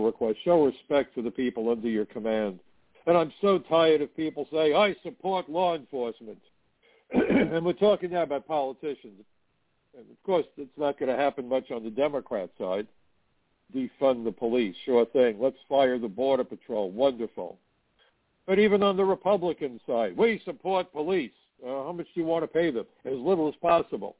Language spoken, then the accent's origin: English; New York City, New York, United States; when I was a teenager growing up in Brooklyn